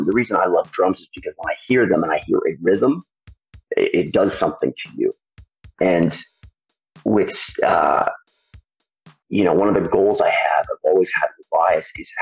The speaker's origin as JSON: {"language": "English", "town": "Belvedere", "region": "California", "country": "United States", "tie": "born or raised there", "said": "I grew up in a town called Belvedere, in a place, Marin County."}